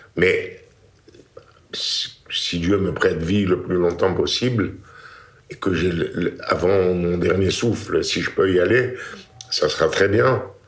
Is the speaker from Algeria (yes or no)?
yes; Constantine, Constantine Province, Algeria; moved away as an adult; also born or lived in Paris; now in France; né le 11 décembre 1938 à Constantine, Algérie